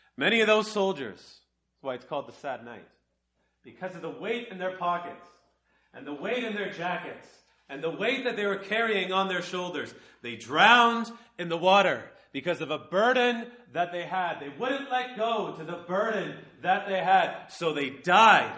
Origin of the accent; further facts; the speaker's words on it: Canada; I'm from Canada